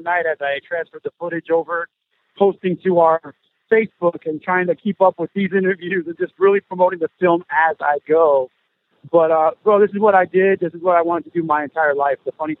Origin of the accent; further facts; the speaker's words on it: Southern California, United States; I'm from Southern California. It was an honor to come home